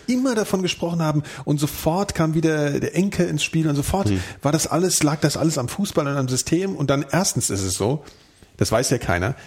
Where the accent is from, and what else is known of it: Frankfurt am Main, Hesse, Germany